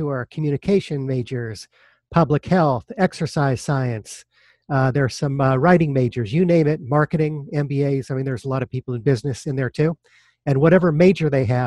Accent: Denver, Colorado, United States; I grew up in Denver, Colorado.

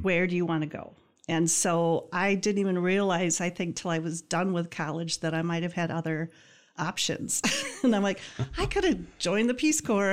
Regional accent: Greenville, Michigan, United States; I grew up in Greenville, small

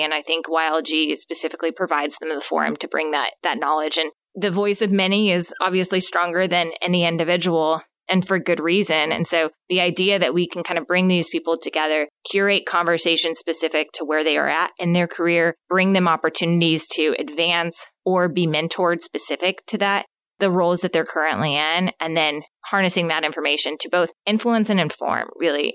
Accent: Phoenix, Arizona, United States; moved away as an adult; now in Northwest Arkansas, United States; originally born and raised in Phoenix, Arizona

